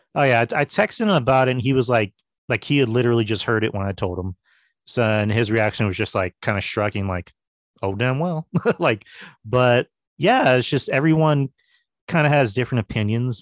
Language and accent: English; Texas, United States; I'm a Texan